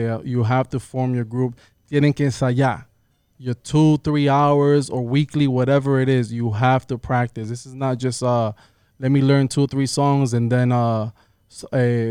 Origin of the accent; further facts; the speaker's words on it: New York, United States; I was born and raised here in New York. I'm from New York, but I grew up in a real Dominican household